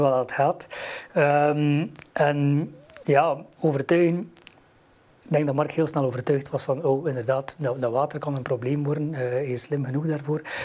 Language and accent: Dutch; West Flanders, Belgium; ik kom uit West-Vlaanderen, hoort dat waarschijnlijk wel